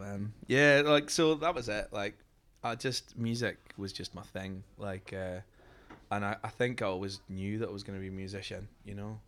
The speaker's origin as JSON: {"language": "English", "area": "Fife", "region": "Scotland", "country": "United Kingdom", "tie": "born or raised there", "said": "where I grew up in Scotland"}